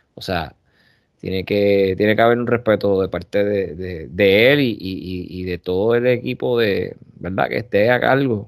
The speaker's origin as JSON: {"language": "Spanish", "town": "Corozal", "country": "Puerto Rico", "tie": "born or raised there", "also_born_or_lived": "Bayamón, Puerto Rico", "said": "soy platanero primero, porque era los plataneros están en mi, en mi sangre y ese es mi pueblo"}